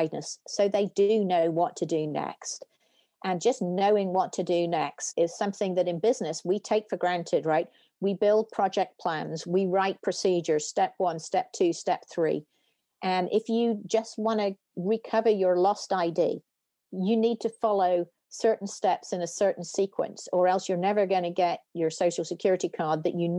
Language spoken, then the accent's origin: English; United Kingdom; moved away as an adult; now in United States; you can tell from my accent, I didn't grow up in the US, I grew up in the UK